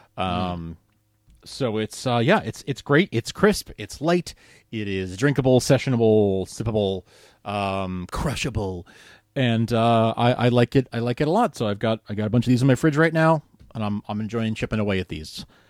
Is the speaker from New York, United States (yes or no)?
yes; New York, United States; growing up in New York